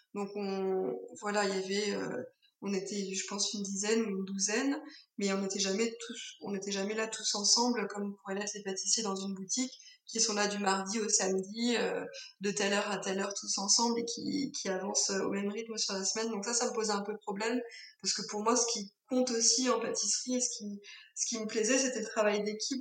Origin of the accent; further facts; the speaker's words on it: Alsace, Grand Est, France; moved away; also born or lived in Paris / Tain-l'Hermitage; je suis née en Alsace où j'ai passé euh, le plus clair de mon enfance.